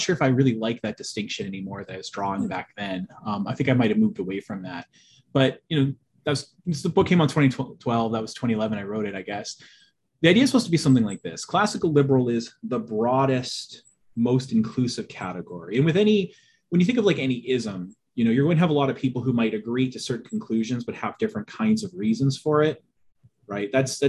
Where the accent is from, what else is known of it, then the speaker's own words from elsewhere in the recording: Boston, Massachusetts, United States; I'm from the Boston area. I'm actually the only person in my family that doesn't have a Bostonian accent.